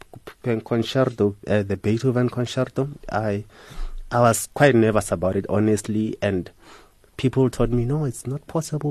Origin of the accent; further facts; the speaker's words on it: Soshanguve, Gauteng, South Africa; I'm from a township, Soshanguve. That's where I was born